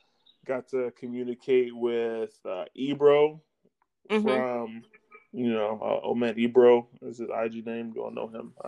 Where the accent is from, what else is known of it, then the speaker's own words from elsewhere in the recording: Jamaica; Well, you know, I'm Jamaican, so I mean, we're never really lifting beyond our means.